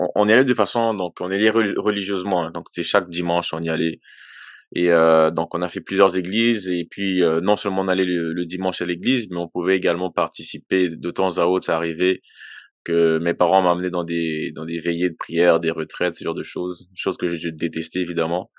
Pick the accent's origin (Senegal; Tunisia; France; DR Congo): DR Congo; now in Quebec, Canada; je suis originaire de la République démocratique du Congo. Euh, Aujourd'hui, je vis au Canada depuis 22 euh, ans déjà